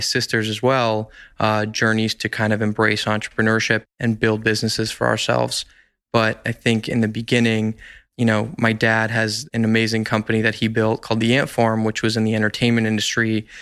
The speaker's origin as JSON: {"language": "English", "town": "Los Angeles", "region": "California", "country": "United States", "tie": "born or raised there", "said": "I am an L A native, grew up in Encino, California"}